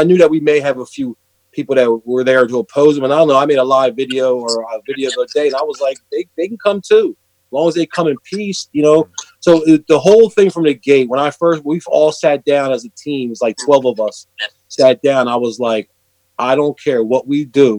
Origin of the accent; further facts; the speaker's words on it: Langhorne, Pennsylvania, United States; my hometown of Langhorne Borough